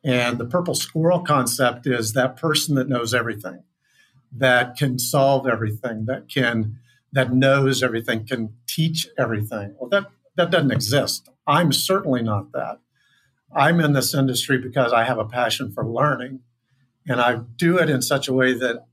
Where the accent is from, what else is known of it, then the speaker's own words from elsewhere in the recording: Kansas, United States; I grew up in Kansas